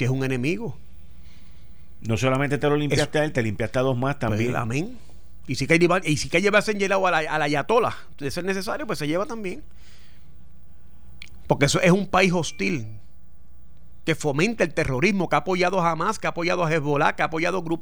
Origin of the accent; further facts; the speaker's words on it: United States; Bueno, en principio sí porque yo soy americano